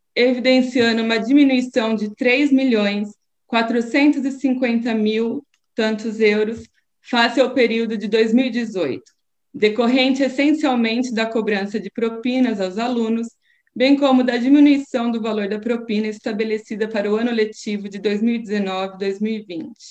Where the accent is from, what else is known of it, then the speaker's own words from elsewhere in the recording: Brazil; now in Portugal; enquanto brasileira